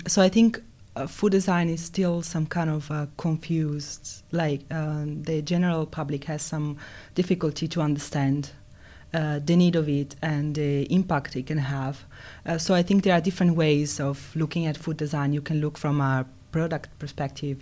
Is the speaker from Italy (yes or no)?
yes; Italy; moved away as an adult; also born or lived in Finland; now in Helsinki, Finland; I'm from Italy